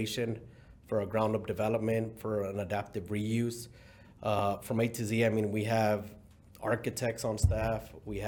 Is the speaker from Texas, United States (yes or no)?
yes; Houston, Texas, United States; also born or lived in Mexico; I was born in Mexico. I was raised in Houston since about the age of, I don't know, 6, and then I guess 7, 8